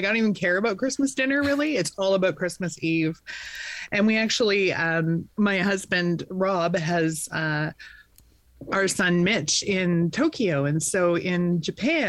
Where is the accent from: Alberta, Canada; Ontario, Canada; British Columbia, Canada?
British Columbia, Canada; Vernon; born and raised in Vernon